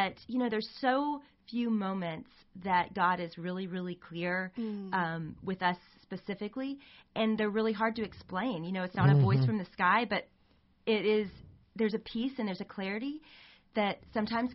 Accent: Arkansas, United States; moved away as an adult; now in Texas, United States; I grew up in Arkansas.

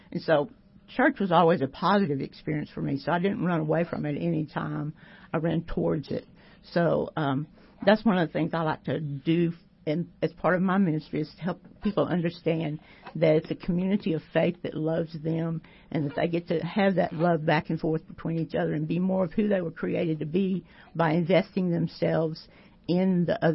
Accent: Temple, Texas, United States; I was born and raised in Temple

